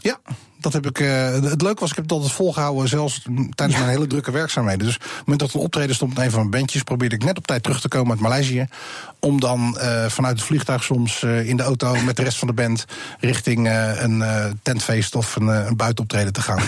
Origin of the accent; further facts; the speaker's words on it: Netherlands; wij zijn Nederlanders